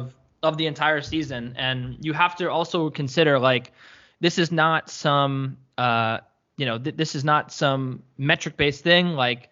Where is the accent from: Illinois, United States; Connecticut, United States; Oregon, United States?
Connecticut, United States; Ridgefield; my hometown of Ridgefield, Connecticut